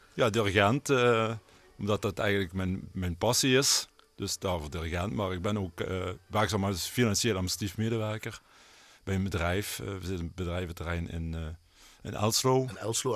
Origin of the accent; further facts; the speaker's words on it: Netherlands; waar ik ben opgegroeid, zeg maar, met Scherp Geul.